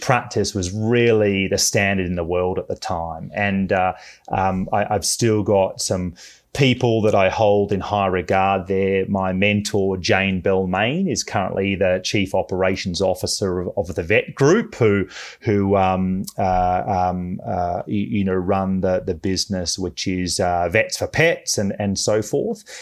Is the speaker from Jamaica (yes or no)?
no; Melbourne, Victoria, Australia; moved away as an adult; also born or lived in Bay Area; now in United States; I'm from Melbourne, Australia.